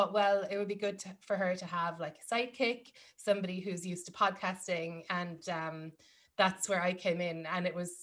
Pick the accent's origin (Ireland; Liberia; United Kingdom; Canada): Ireland; moved away as an adult; now in New York, United States; growing up in Ireland, yes, there are things like I'm from a farming family